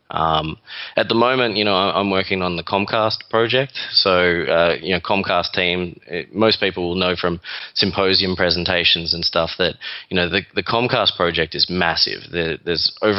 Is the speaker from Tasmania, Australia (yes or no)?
no; Melbourne, Victoria, Australia; accent: Australian; moved away as an adult; now in New York, United States; This is an Australian accent. Originally from Melbourne, Australia, and moved over here just over 4 years ago.